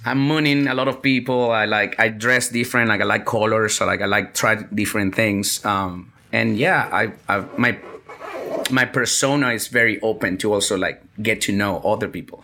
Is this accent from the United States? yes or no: no; Venezuela; moved away as an adult; also born or lived in Vietnam; I'm from Venezuela